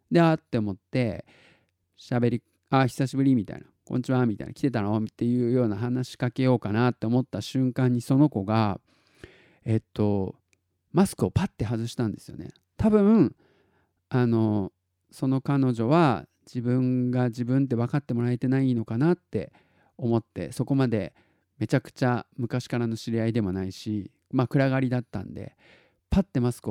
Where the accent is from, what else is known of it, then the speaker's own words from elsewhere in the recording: Tottori, Japan; born there; 僕あの自己紹介で鳥取生まれギターポップ育ちって言ってるじゃないですか